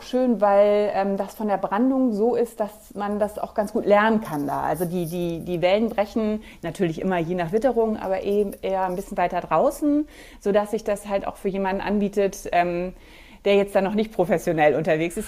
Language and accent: German; Germany; hier bei uns in Deutschland